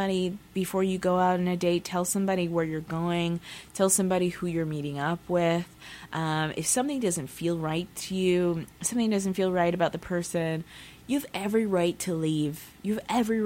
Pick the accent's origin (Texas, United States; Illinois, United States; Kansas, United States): Texas, United States; also born or lived in Pacific Northwest; now in Seattle, United States; I'm from Texas